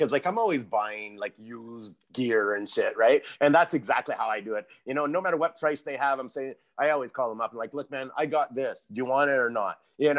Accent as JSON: {"language": "English", "town": "Vankleek Hill", "region": "Ontario", "country": "Canada", "tie": "born or raised there", "said": "I grew up in Van Cleek Hill, right, between Montreal and Ottawa. So it was really like small town country"}